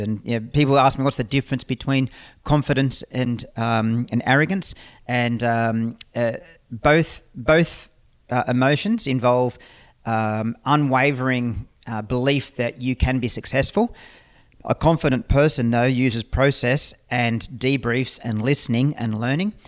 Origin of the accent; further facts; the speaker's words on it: Australia; as an Australian citizen